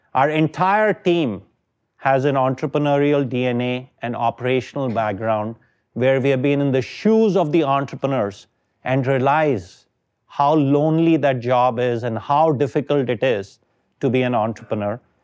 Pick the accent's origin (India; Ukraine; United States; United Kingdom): India; moved away as an adult; I am from India.